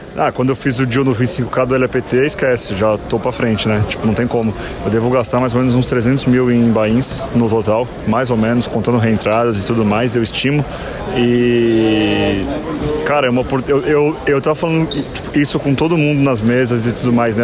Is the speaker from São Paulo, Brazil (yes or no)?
yes; São Paulo, Brazil; na minha cidade natal